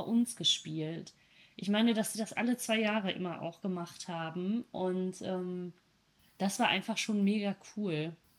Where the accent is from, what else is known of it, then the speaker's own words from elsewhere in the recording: North Rhine-Westphalia, Germany; Ich komme aus Ostwestfalen